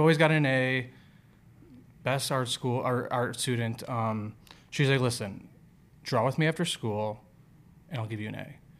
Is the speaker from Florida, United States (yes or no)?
no; Chicago, Illinois, United States; I'm from Chicago